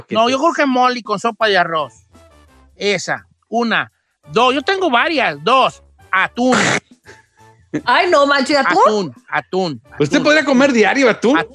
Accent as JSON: {"language": "Spanish", "country": "Mexico", "said": "no, porque pues muy mexicano, soy mexicano."}